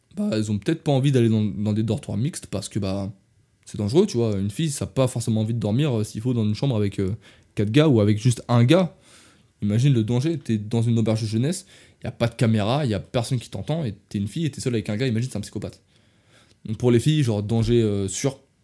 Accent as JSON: {"language": "French", "country": "France", "said": "je suis français"}